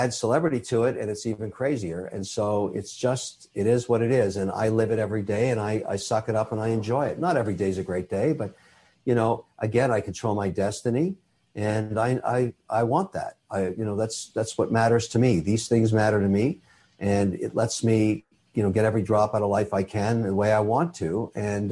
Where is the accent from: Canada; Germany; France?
Canada; I'm a Canadian citizen. I'm also Irish